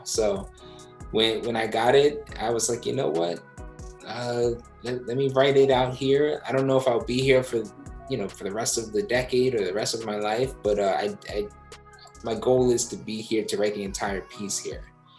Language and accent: English; East Coast, United States; now in San Francisco, United States; So I never thought I would live in San Francisco. I'm from the East Coast.